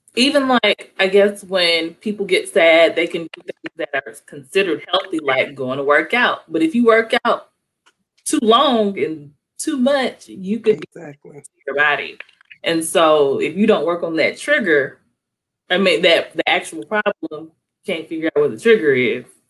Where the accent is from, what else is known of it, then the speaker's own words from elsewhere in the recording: East Point, Georgia, United States; I'm from East Point